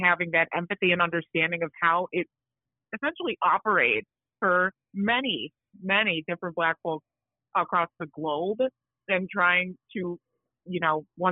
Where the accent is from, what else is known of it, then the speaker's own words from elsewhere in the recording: Chicago, Illinois, United States; I was born in Chicago, but my parents are from Accra, Ghana